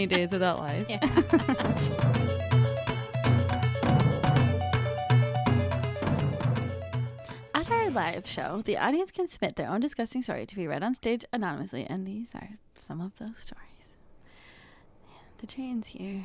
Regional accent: Wisconsin, United States; I'm from Wisconsin

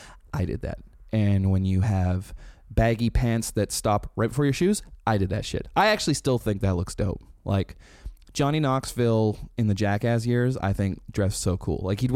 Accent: Canada; Rain Wilson from The Office told us it's funny that we're Canadian.

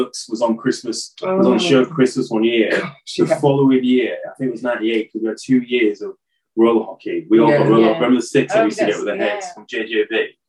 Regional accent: Hull, Yorkshire and the Humber, United Kingdom; Now, growing up in Hull, when we started hanging out in town more, all the black kids that I did know that was my age

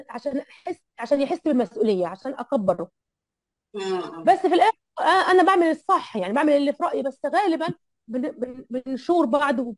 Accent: Egypt; انا على فكره انا انا مصريه وما عندي اهلي هنا اهلي كلهم في مصر

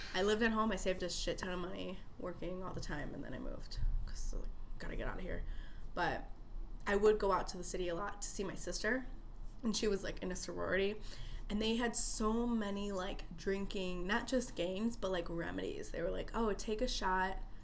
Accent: Chicago, Illinois, United States; born and raised in Chicago

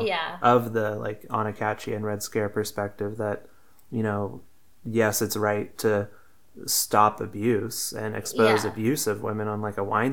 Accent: United States; I'm American too

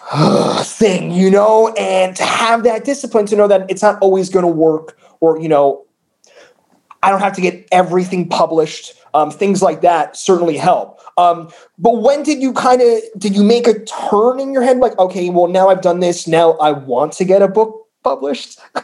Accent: New Jersey, United States; moved away; also born or lived in San Francisco; I grew up where they filmed The Sopranos

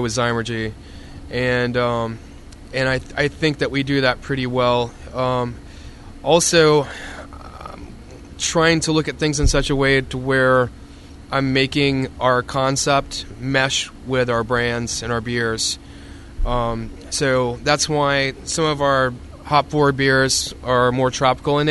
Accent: United States; moved away as an adult; also born or lived in Tallahassee, Florida / Atlanta, Georgia; now in Tampa, United States; I was given a job as the apprentice at Poplar Head Mule Company in Dothan, Alabama, which is about 30 miles away from my hometown.

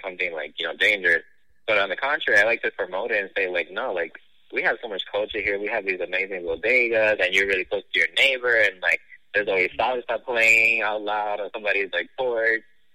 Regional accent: Bridgeport, Connecticut, United States; moved away; I was raised in the city of Bridgeport, Connecticut.

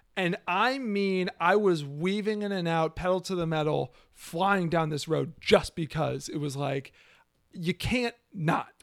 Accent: United States; I'm American

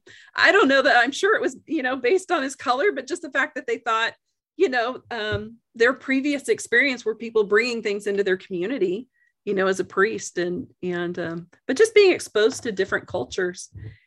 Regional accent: Canada; born there; my parents are American. I was born in Canada and raised kind of all over

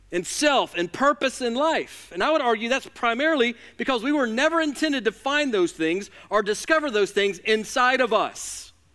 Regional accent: Alabama, United States; I'm from Alabama

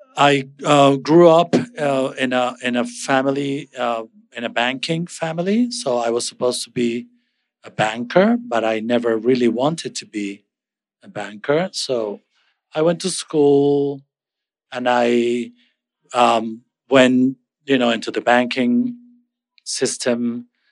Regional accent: Caracas, Capital District, Venezuela; moved away as an adult; now in New York, United States; I'm originally from Caracas, Venezuela

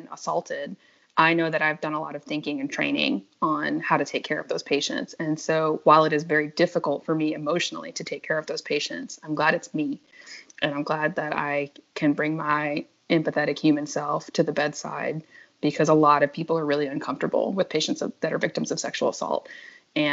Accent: New Orleans, Louisiana, United States; I'm home now, because I'm in New Orleans

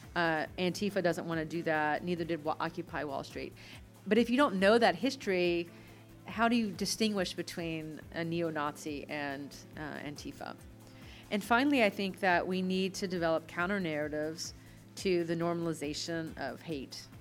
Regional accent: Altavista, Virginia, United States; where I grew up in Alta Vista, Virginia

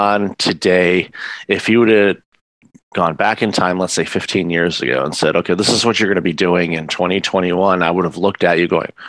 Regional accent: Detroit, Michigan, United States; moved away as an adult; also born or lived in Windsor, Ontario, Canada; now in Canada; I'm originally from the Detroit area. I immigrated to Canada with my former wife in 2004

